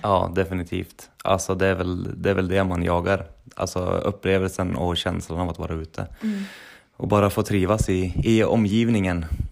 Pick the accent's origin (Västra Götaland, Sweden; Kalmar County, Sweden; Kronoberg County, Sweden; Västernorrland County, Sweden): Västernorrland County, Sweden; Sundsvall; moved away as an adult; also born or lived in Trondheim, Norway; Vi är från Sundsvall allihopa.